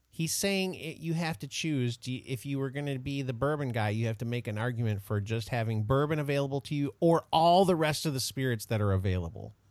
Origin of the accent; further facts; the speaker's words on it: United States; I take a lot of pride in my country, so I like I like America a lot.